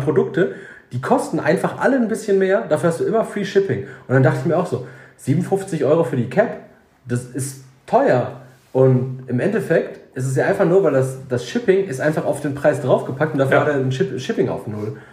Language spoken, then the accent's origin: German; Germany; Wir sind ja Deutsche